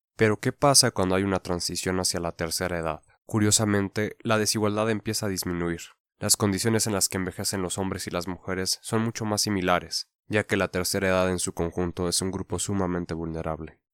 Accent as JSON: {"language": "Spanish", "country": "Mexico", "said": "nuestra cultura como mexicanos"}